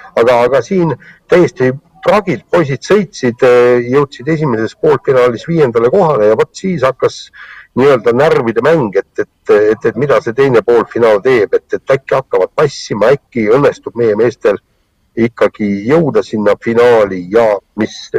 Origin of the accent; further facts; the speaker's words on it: Estonia; ma olen eestlane